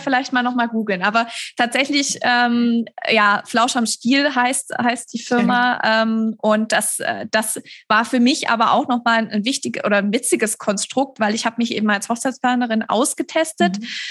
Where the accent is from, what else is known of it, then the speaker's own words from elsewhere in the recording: Stuttgart, Baden-Württemberg, Germany; in Stuttgart, das ist meine Heimatstadt, in der ich auch immer noch wohne